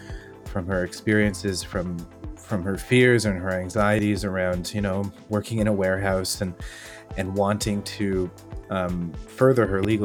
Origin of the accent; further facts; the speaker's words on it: Canada; accent: Canadian; I was pretty shy in public to reveal my Canadian accent because, you know, everybody would look at me and say, where are you from, America?